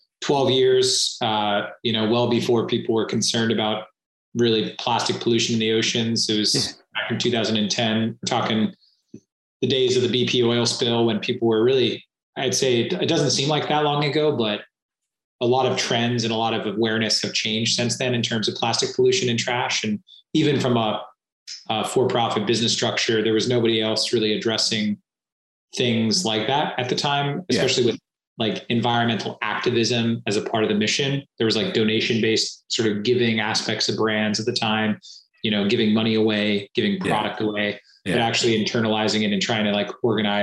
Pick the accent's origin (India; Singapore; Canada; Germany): Singapore; also born or lived in Southeast Asia; I grew up predominantly in Southeast Asia and Singapore.